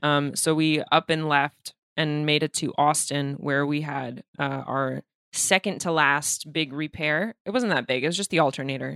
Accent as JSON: {"language": "English", "region": "Moscow", "country": "Russia", "moved": "yes", "said": "I'm from Moscow"}